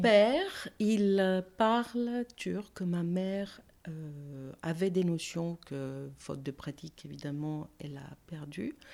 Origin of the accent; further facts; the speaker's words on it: Athens, Attica, Greece; French is a second language; moved away as an adult; also born or lived in Avignon, France; now in France; je suis née à Athènes, hein, mais j'ai la nationalité grecque